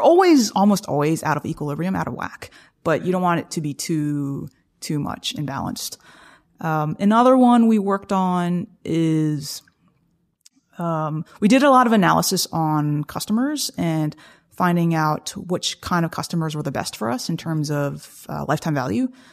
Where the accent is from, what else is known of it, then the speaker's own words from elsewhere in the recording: South Carolina, United States; moved away; I come from South Carolina